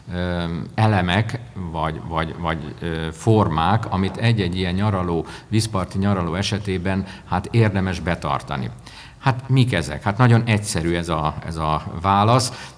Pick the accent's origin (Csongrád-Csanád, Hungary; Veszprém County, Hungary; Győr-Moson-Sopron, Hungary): Veszprém County, Hungary; Révfülöp; éltem és nőttem fel, ö, mint Réfülöp, a Balaton északi partjának egyik is apró települése